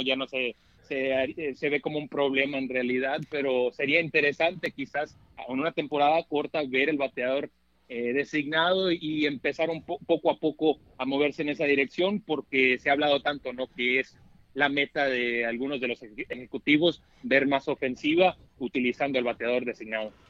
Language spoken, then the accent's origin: Spanish; Tucson, Arizona, United States; also born or lived in Anaheim, California; nacido en el sur de California, pero eh, crecí en Tucson